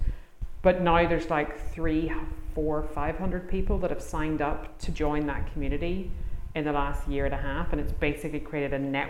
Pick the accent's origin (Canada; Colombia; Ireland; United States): Ireland; I'm from Ireland